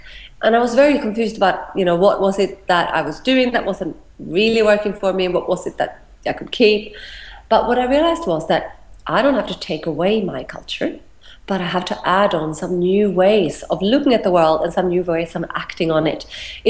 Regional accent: Australia; And this is what I struggled with as an Australian who is not like many others.

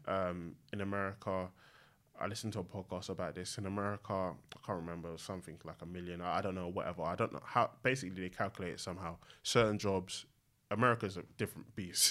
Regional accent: London, United Kingdom; I grew up in East London, um, in Newham.

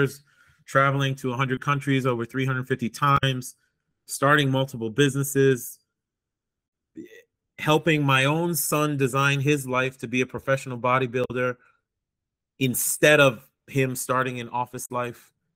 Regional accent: United States; moved away; also born or lived in Boston, Massachusetts / New York; I grew up in Boston and New York

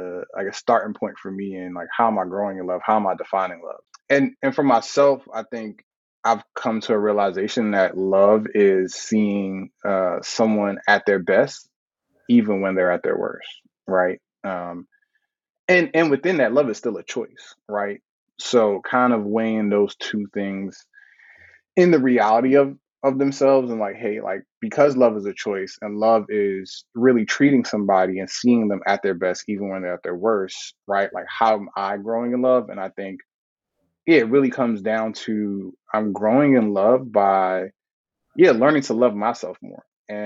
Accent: New York, United States; moved away as an adult; also born or lived in Brooklyn; now in Atlanta, United States; I grew up in New York for the majority of my life, and I lived in New York for my adult life. And leaving New York was a really big deal

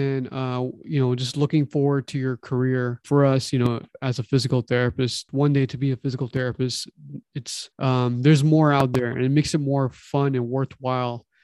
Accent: Toronto, Ontario, Canada; now in California, United States; we're from Toronto

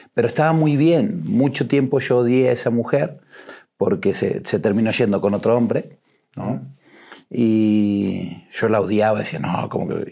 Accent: Buenos Aires, Argentina; moved away as an adult; also born or lived in Uruguay; now in Mexico; me crié en Argentina, en un barrio, en eh, La Boca

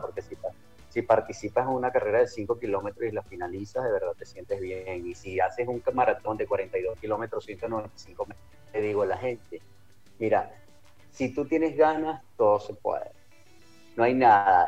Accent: Caracas, Capital District, Venezuela; Yo nací y me crié en Caracas. Soy caraqueño

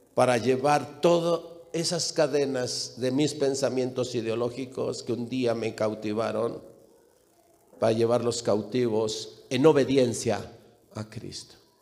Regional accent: León, Guanajuato, Mexico; also born or lived in Jalisco / Mexico City; mis padres son de Jalisco, yo nací en León y me registraron en la Ciudad de México

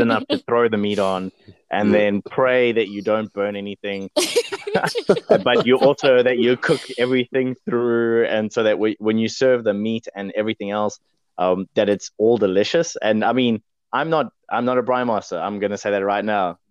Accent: England, United Kingdom; now in New Zealand; I'm English

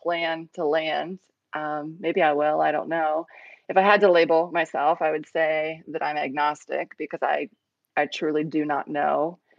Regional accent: Ohio, United States; moved away as an adult; also born or lived in Cambodia; now in South Carolina, United States; We're from Ohio. We moved to South Carolina

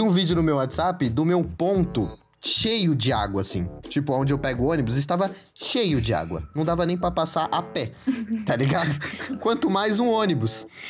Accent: Santo André, São Paulo, Brazil; eu sou de, de Santo André

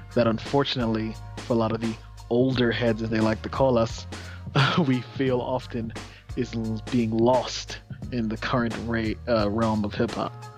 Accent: New York City, New York, United States; growing up in Brownsville

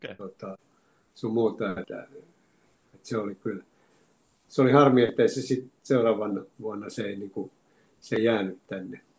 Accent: Oulu, North Ostrobothnia, Finland; mulla Oulussa on hyviä kavereita ja kun me ollaan sieltä lähtöisin.

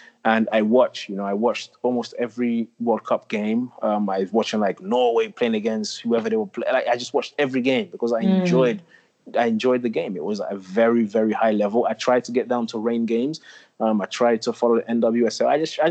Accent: England, United Kingdom; now in United States; I just know growing up in England, how high level it was, how competitive it was. That wasn't always the case in the States.

